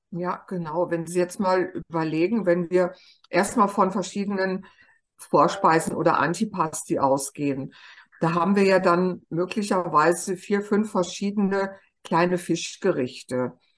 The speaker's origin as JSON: {"language": "German", "country": "Germany", "said": "bei uns in Deutschland"}